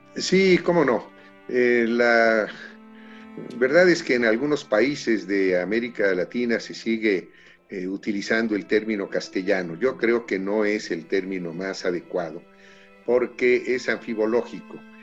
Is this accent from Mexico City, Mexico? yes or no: yes; Mexico City, Mexico; y ya los últimos tres nacimos aquí en la Ciudad de México